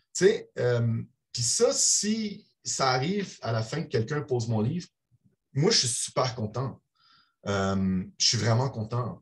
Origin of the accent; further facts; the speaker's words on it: Brussels, Brussels-Capital Region, Belgium; now in Montreal, Canada; Je suis né à Bruxelles. je suis citoyen canadien et belge à la fois